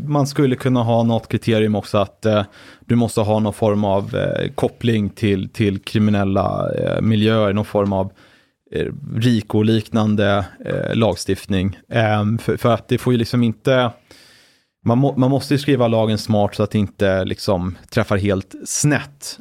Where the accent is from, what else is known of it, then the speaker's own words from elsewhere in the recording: Brunna, Stockholm County, Sweden; jag är uppvuxen i utkanten av eh, Stockholms län, född 85